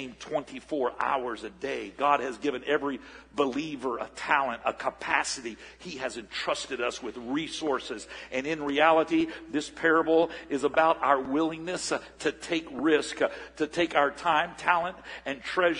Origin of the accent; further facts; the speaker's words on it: Port St. Joe, Florida, United States; moved away; I was raised in Port St. Joe, Florida. About 2,500 people up in the panhandle of Florida before my family moved here in 1971